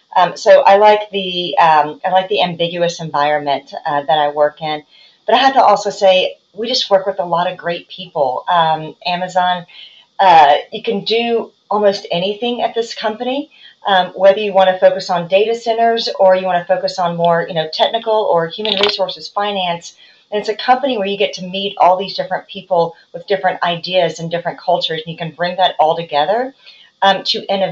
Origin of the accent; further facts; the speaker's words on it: Tennessee, United States; I mean, I'm from Tennessee.